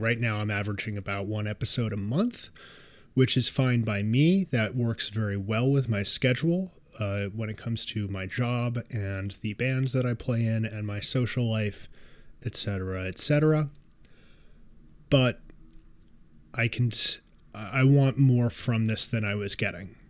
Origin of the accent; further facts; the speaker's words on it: New York City, New York, United States; I am a New Yorker